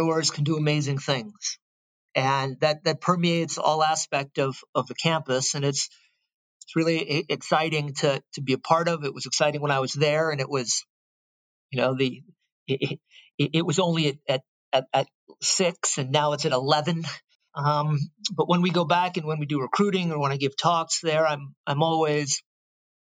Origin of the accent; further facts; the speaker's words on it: Stanford, California, United States; I was born and raised on the Stanford campus.